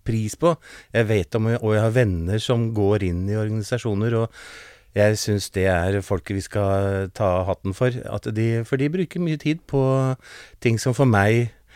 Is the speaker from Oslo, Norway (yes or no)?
yes; Oslo, Norway; Jeg vokste opp på Manglerud